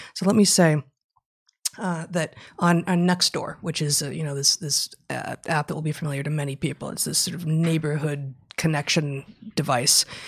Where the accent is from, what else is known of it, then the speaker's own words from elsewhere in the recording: United States; as American citizens, you know, of the United States of America